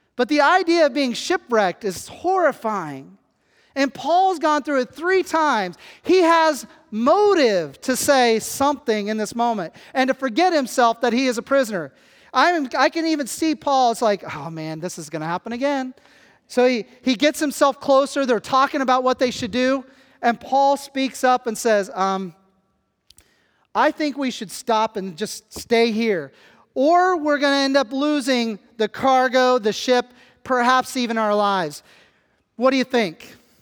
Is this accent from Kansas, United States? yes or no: yes; Kansas, United States; moved away; I come from Kansas where the closest body of water is the Gulf of Mexico, and that is about twenty hours away. I am a flatlander